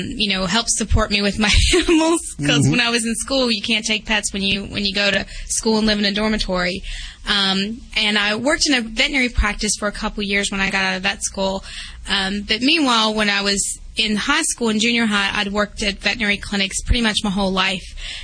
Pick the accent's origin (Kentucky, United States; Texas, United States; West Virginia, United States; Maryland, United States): West Virginia, United States; now in New Jersey, United States; No, it's not at all. I'm originally from West Virginia.